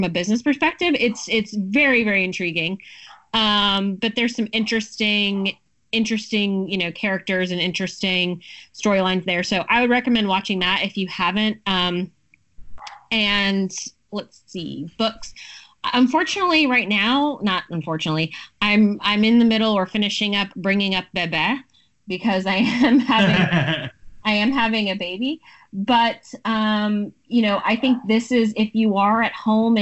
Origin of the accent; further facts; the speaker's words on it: Broward County, Florida, United States; I'm from Broward County originally